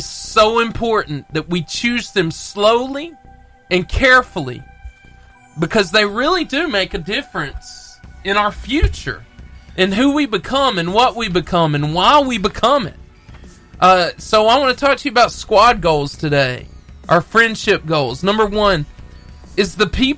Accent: Arab, Alabama, United States; me and Brad, we're from Arab

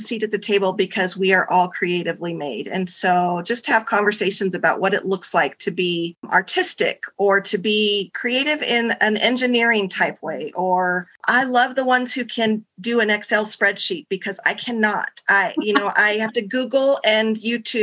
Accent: Tucson, Arizona, United States; also born or lived in Amarillo, Texas; I've actually been in Tucson for most of my life. I was born in Amarillo, Texas. And so in my heart, deep down, I'm a Texas Southern girl, but definitely grew up here in the desert.

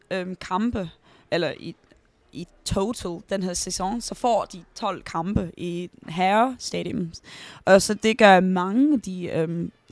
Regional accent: Denmark; now in London, United Kingdom; fortæller jo også... At jeg er dansker.

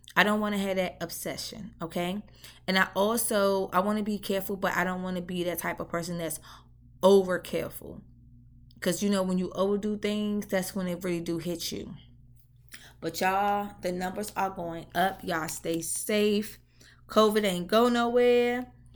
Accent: Washington, District of Columbia, United States; moved away; I'm from D C Ward eight to be exact

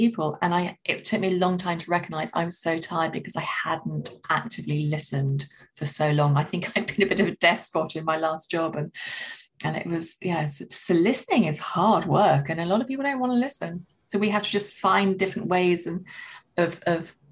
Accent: London, United Kingdom; I'm a Londoner

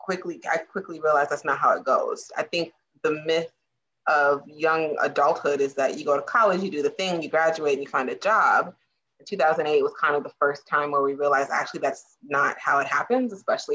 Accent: Germany; born there; also born or lived in South Carolina / Virginia; Now I'm a military brat. I was born in Germany. I lived in South Carolina, lived in Virginia. Moving was not a foreign concept for me

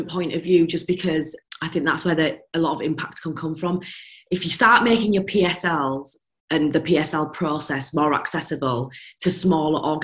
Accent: India; a lot for being a female, a lot for being Indian, a lot for this, a lot for that, a lot for my accent.

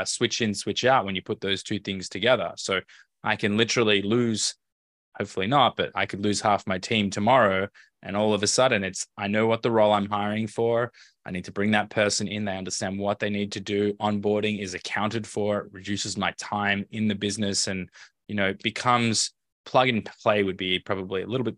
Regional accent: Melbourne, Victoria, Australia; moved away as an adult; also born or lived in Tel Aviv, Israel / Los Angeles, United States; I grew up in Melbourne

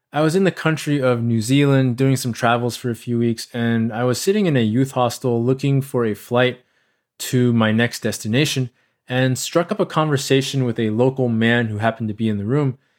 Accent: United States; accent: American; I'm a person of Asian descent who was born and raised in America

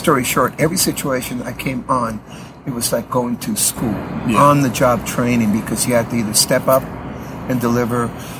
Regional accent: San Diego, California, United States; born there; I'm a U.S. citizen. I was born in San Diego.

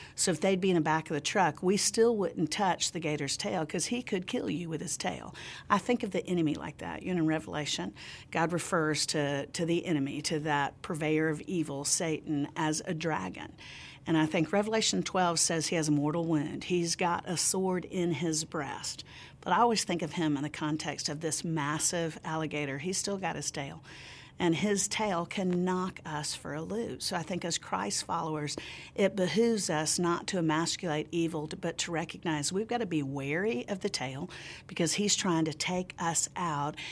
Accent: Central Florida, United States; I grew up in Central Florida

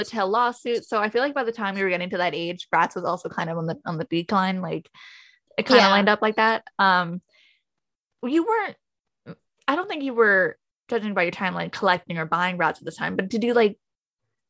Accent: Canada; We're both Canadian guys

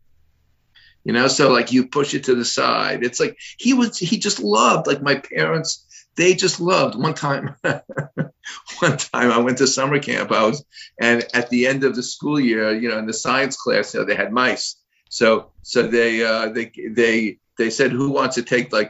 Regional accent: Miami, Florida, United States; I was born and raised in Miami.

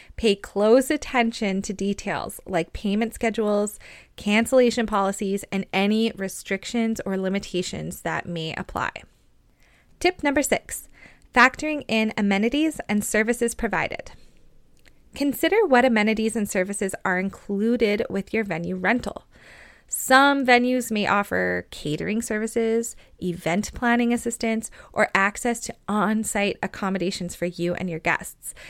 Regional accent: Canada; also born or lived in Lloydminster, Canada; I'm a Canadian wedding photographer based on the border of Alberta and Saskatchewan

